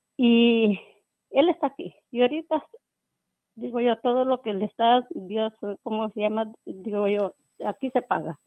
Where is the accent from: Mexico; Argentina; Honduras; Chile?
Honduras; Yo soy de Honduras